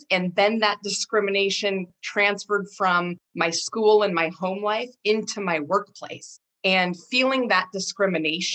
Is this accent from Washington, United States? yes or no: yes; Rockford, Washington, United States; I also grew up in a very rural area of Eastern Washington, out on the Palouse, south of Spokane, small farming town called Rockford, Washington.